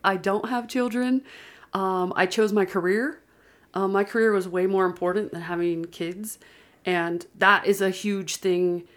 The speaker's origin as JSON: {"language": "English", "region": "Pennsylvania", "country": "United States", "tie": "born or raised there", "also_born_or_lived": "Georgia", "moved": "as an adult", "lives_now": "Utah, United States", "said": "I grew up in Pennsylvania and lived there for twenty years"}